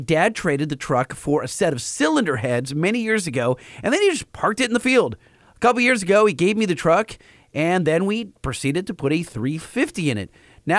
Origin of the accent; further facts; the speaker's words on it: Minnesota, United States; Same with me, buddy. I'm from Minnesota, and so is the truck, and the salt has not been kind to it.